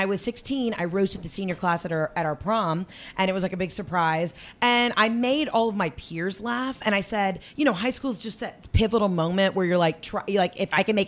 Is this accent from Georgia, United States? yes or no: yes; Atlanta, Georgia, United States; also born or lived in New York; Anyway, so everybody was from LA and nobody knew I was from Atlanta.